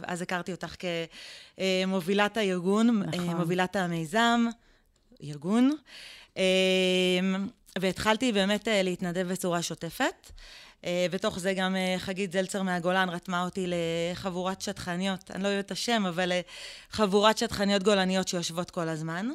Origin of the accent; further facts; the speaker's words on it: Israel; גדלנו במושב שיתופי